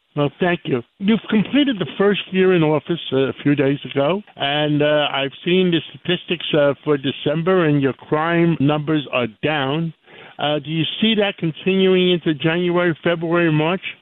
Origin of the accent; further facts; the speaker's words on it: New York City, New York, United States; I grew up in in Harlem on the west side of uh, Manhattan, 135th Street